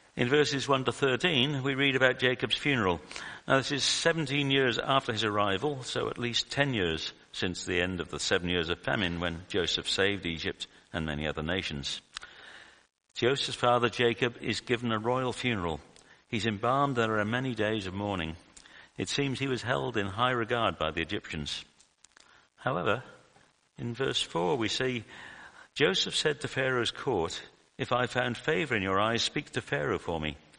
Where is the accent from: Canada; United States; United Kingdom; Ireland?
United Kingdom; moved away as an adult; now in Australia; from my accent that I'm from the UK